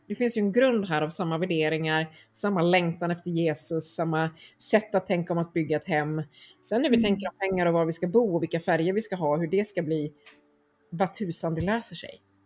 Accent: Örebro, Örebro County, Sweden; moved away as an adult; also born or lived in Stockholm; Jag kommer från Örebro där jag nu också eh, bor igen efter ett antal år i, i eh, Stockholm.

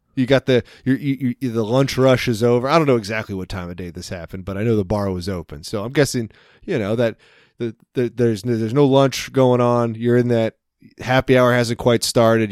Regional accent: United States; I'm American

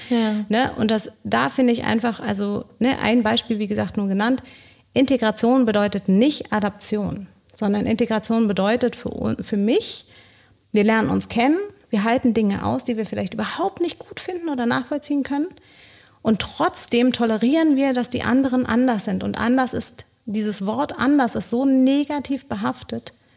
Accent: Bolivia; moved away as an adult; now in Berlin, Germany; Ich komme ursprünglich aus Bolivien.

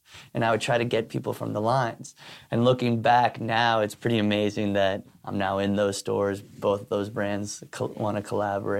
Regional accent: New York City, New York, United States; growing up in New York City, my vision of what New York City was hustling. And so like my mom coming here from Spain and trying to make it as like a artist person, and then my dad coming here from Ireland

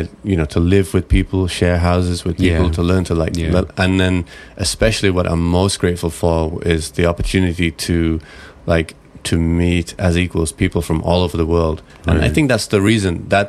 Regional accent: England, United Kingdom; moved away

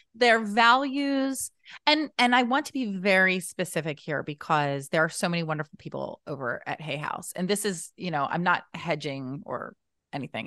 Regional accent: New Jersey, United States; I'm from New Jersey

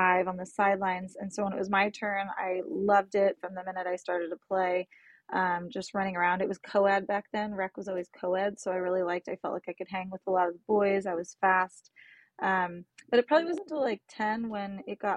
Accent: San Jose, California, United States; I grew up in San Jose, California, born and raised

